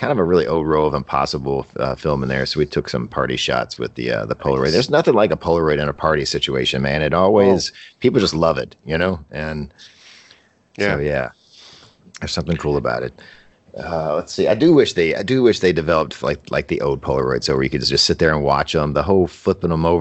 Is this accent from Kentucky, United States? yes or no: yes; Louisville, Kentucky, United States; I like this town. I've lived here my whole life